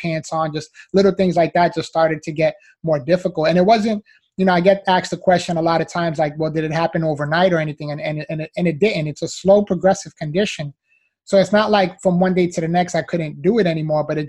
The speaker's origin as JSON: {"language": "English", "town": "New York City", "region": "New York", "country": "United States", "tie": "born or raised there", "moved": "as an adult", "lives_now": "Miami, United States", "said": "I was originally born and raised in the Bronx, New York. So, you know, I'm a city boy, was there up until I was 22 years old"}